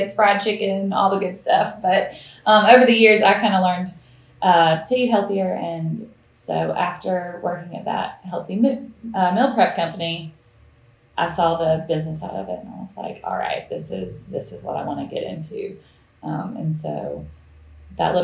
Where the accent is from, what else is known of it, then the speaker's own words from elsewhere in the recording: Deep Step, Georgia, United States; moved away as an adult; also born or lived in Sandersville, Georgia; now in Dalton, United States; I grew up in Deep Step, Georgia.